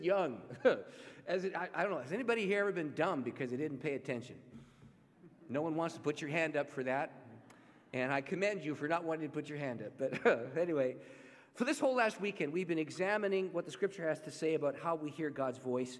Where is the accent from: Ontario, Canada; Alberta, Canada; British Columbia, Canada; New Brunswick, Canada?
Ontario, Canada; St. Catharines; I grew up just north of Niagara Falls. I'm a Canadian. And about 12 miles north of Niagara Falls is a city called St. Catharines.